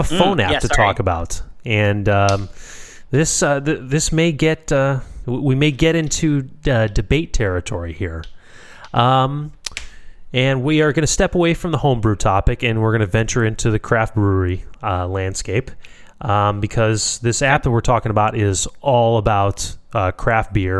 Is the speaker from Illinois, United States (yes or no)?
yes; Chicago, Illinois, United States; I'm born and raised in Chicago.